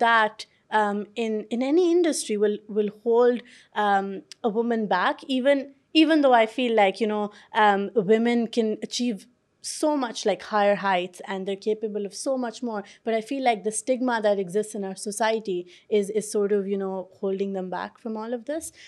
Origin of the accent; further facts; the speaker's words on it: Pakistan; now in London, United Kingdom; I grew up in Pakistan